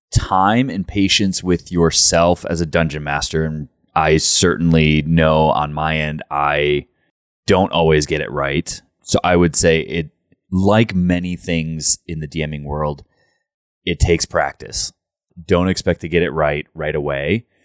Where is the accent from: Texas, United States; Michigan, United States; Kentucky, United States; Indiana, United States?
Michigan, United States; Grand Rapids; born there; Well, I was born in Grand Rapids, Michigan.